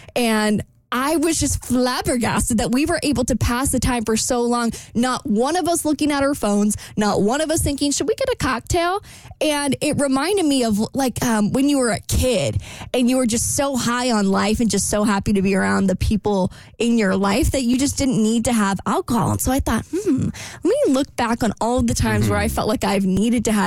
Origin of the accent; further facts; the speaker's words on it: Jacksonville, Florida, United States; this really fun part of town in my hometown.